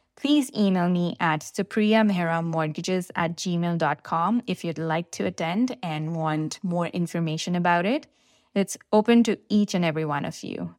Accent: India; now in Canada; I'm from India and, uh, I came here in two thousand and one with my family

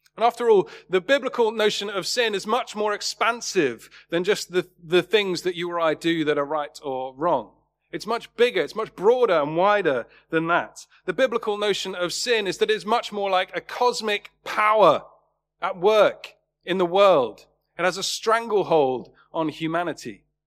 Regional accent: Worthing, South East England, United Kingdom; my hometown in Worthing

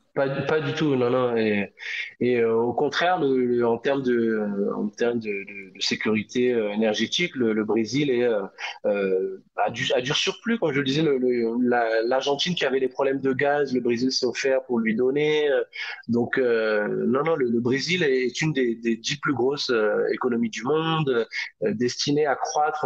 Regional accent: France; moved away as an adult; now in Brazil; je suis français

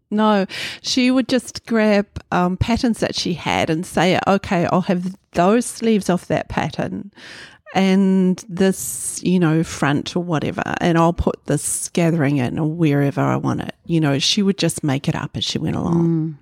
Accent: Kohukohu, Northland, New Zealand; also born or lived in Kaitaia; now in Auckland, New Zealand; I was born in Kaitaia. I grew up in a little town, Kahu Kahu, on Hokianga Harbour

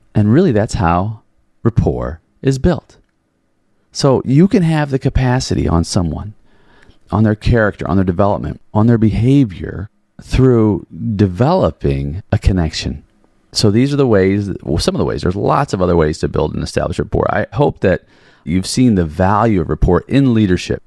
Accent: Chicago, Illinois, United States; growing up in Chicago, Chicago house. So I grew up all around

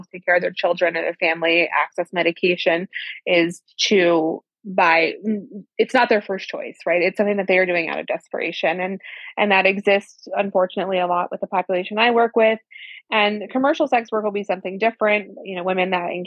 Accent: Central Valley, California, United States; California, my hometown, in the Central Valley

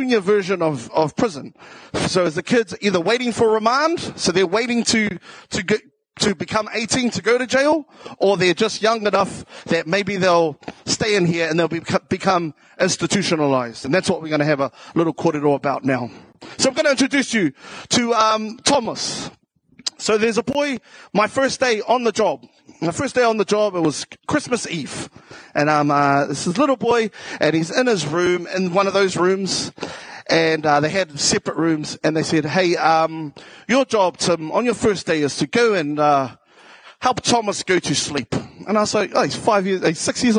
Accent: Auckland, New Zealand; accent: South Auckland; also born or lived in Taranaki / Waitara; I grew up in South Auckland.

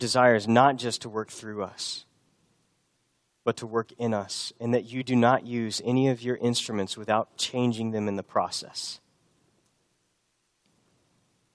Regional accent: Texas, United States; moved away as an adult; also born or lived in Boston; I was from Texas

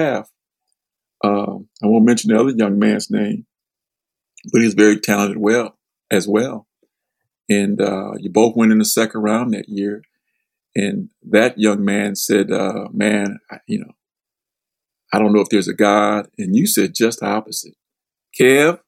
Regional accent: Michigan, United States; I was supposed to be this kind of basketball star from my hometown, which was a basketball city

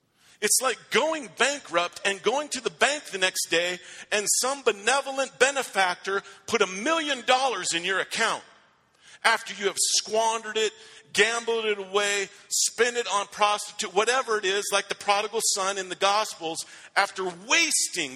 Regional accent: Rifle, Colorado, United States; I went to Rifle High School

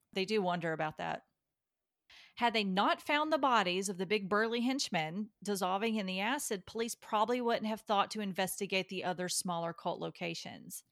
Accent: Kentucky, United States; I'm from Kentucky

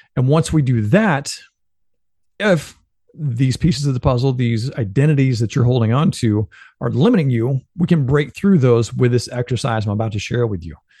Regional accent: Benton, Illinois, United States; moved away; growing up in Benton, Illinois

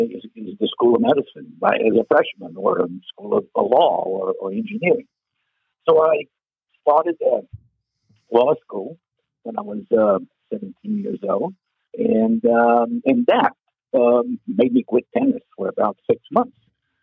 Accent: São Paulo, Brazil; now in United States; I am from São Paulo, which is a very, very large city

